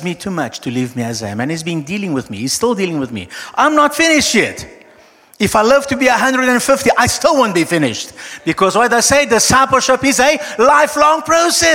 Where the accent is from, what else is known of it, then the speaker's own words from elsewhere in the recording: Brazil; I'm Brazilian, okay, I'm South American, I'm Latino, I'm Latin